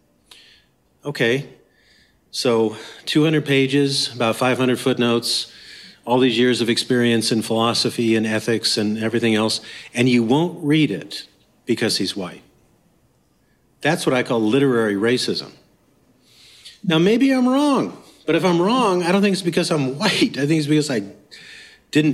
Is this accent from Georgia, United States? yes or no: no; Anchorage, Alaska, United States; I'm from Anchorage, Alaska